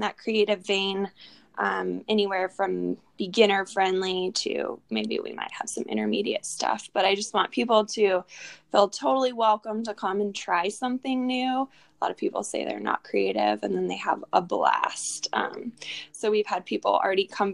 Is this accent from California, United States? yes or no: yes; Garden Valley, California, United States; also born or lived in Placerville, California; I was born in Placerville, grew up in Garden Valley, and now I found myself back in Placerville.